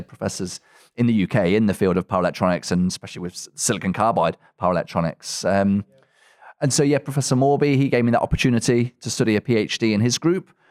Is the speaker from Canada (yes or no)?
no; Coventry, West Midlands, United Kingdom; I'm originally from Coventry in England